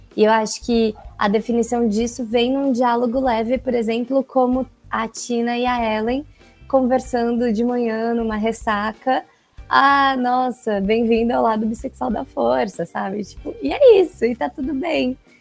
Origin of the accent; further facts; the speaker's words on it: São Paulo, Brazil; sou de São Paulo